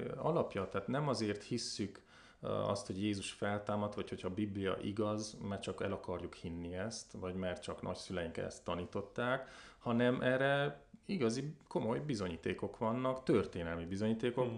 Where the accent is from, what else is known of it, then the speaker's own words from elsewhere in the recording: Covasna, Covasna County, Romania; also born or lived in Brașov; én a kovásznai származású vagyok, kovásznán nőttem fel.